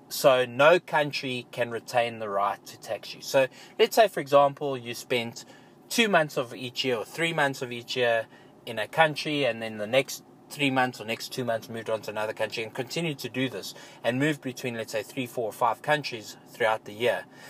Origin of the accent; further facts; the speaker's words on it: South Africa; my home country as an example in South Africa